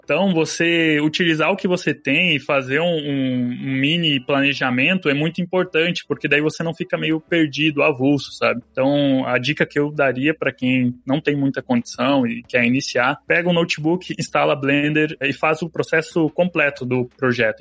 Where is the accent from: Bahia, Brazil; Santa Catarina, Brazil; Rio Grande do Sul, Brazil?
Rio Grande do Sul, Brazil; interior of; moved away; also born or lived in Joinville; eu cresci numa cidadezinha minúscula no interior do Rio Grande do Sul